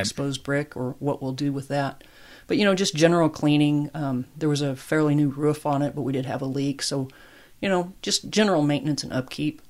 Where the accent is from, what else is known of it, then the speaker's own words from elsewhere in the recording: Larned, Kansas, United States; moved away as an adult; also born or lived in El Paso, Texas; a kid growing up in Kansas